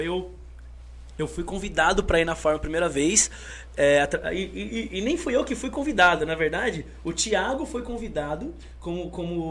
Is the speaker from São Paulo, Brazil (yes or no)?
yes; Osasco, São Paulo, Brazil; also born or lived in Piauí; eu sou de Osasco porque eu sou criado lá a vida inteira. Mas eu nasci no Piauí